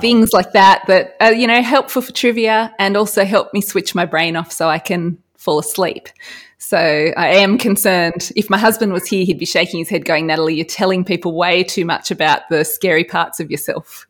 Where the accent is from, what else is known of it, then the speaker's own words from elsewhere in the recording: Australia; as an Australian